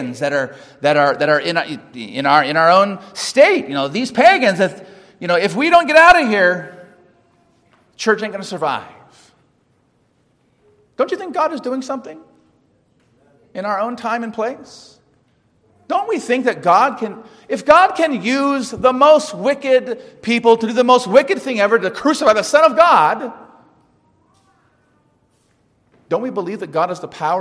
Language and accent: English; California, United States; I'm a Californian